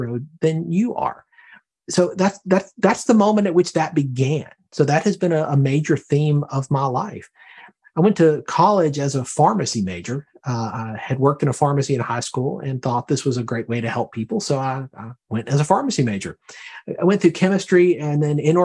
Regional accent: Birmingham, Alabama, United States; now in Herndon, Virginia, United States; I'm from Alabama originally, from Birmingham.

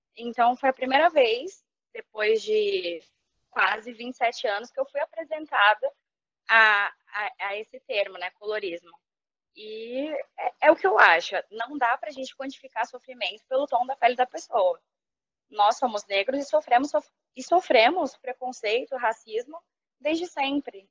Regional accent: São Paulo, Brazil; moved away as an adult; now in Rio de Janeiro, Brazil; eu morei a vida toda em São Paulo

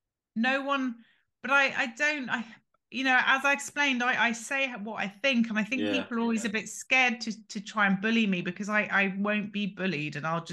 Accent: England, United Kingdom; born there; So I am 21 and I was born in England.

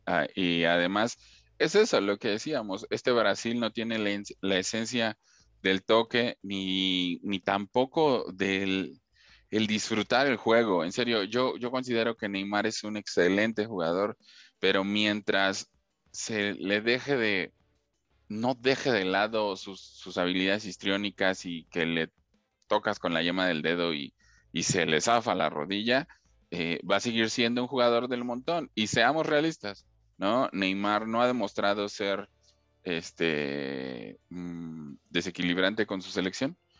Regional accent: Mexico

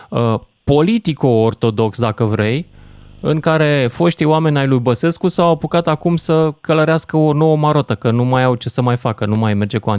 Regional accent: Romania; discriminați ca români, în situația în care am fost diferiți.

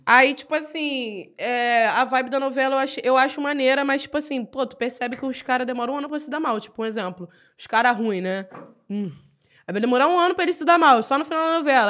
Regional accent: Rio de Janeiro, Brazil; accent: carioca; a linguagem carioca, né? Eu escrevo tudo do meu jeito de falar

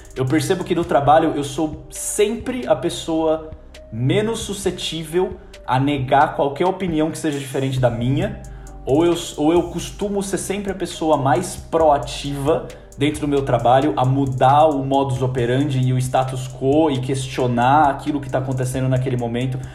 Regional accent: Brazil; moved away as an adult; also born or lived in New Zealand; eu tô saindo do Brasil numa situação que eu tô desconfortável com o meu curso, com a minha faculdade

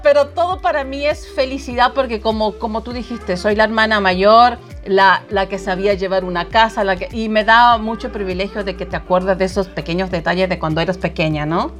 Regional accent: Chiloé Island, Los Lagos, Chile; now in United States; tan lejos de mi país, de mi ciudad, que extraño muchísimo, la isla de Chiloé

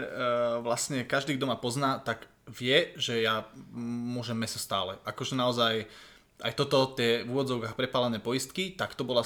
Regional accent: Budmerice, Bratislava Region, Slovakia; že u nás napríklad doma v Budmericiach sa v piatok meso, nejedlo. Keď som bol malý, tak e, som to dodržoval v podstate stále.

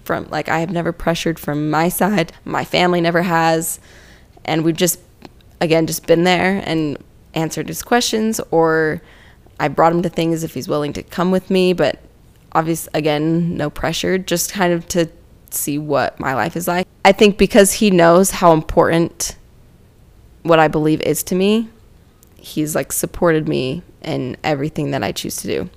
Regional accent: Utah, United States; Growing up in Utah

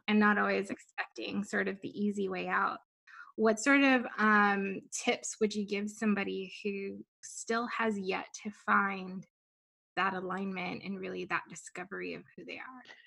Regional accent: Guam; I'm, I'm from Guam. I'm from the island.

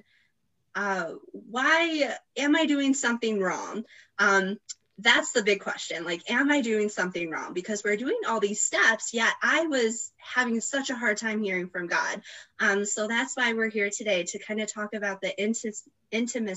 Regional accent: New York, United States; from New York

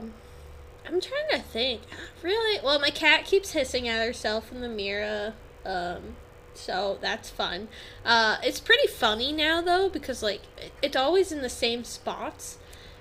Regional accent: New England, United States; We're from New England.

